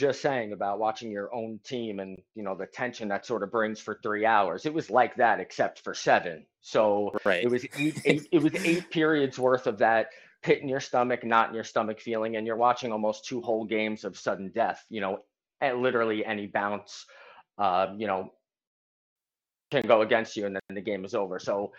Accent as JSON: {"language": "English", "region": "New York", "country": "United States", "said": "You know, as you know, Chick, I'm from New York"}